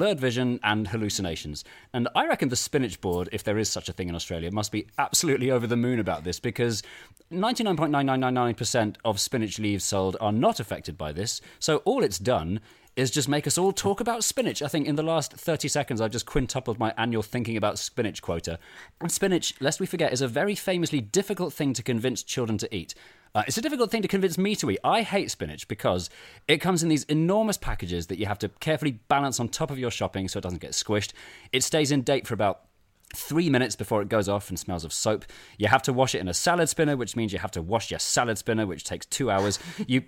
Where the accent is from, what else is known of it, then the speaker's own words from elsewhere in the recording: London, United Kingdom; I was born in 1984 in London